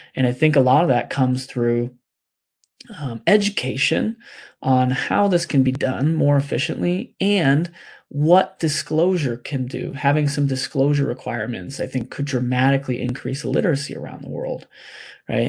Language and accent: English; United States; as American people